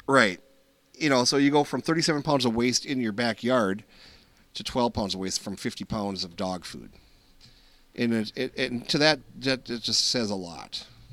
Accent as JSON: {"language": "English", "region": "Minnesota", "country": "United States", "said": "We're from Minnesota"}